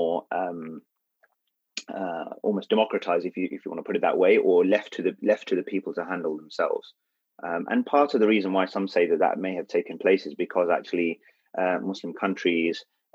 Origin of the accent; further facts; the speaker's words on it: United Kingdom; We are British